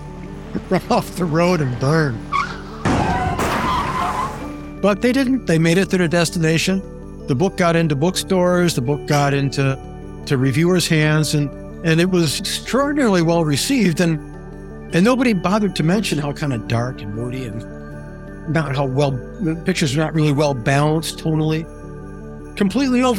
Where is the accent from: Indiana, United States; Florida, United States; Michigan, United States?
Michigan, United States; Grand Rapids; Grand Rapids, my hometown